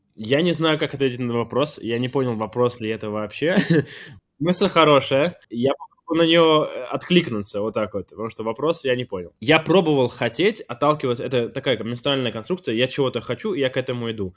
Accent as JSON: {"language": "Russian", "country": "Armenia", "said": "я с, из Армении."}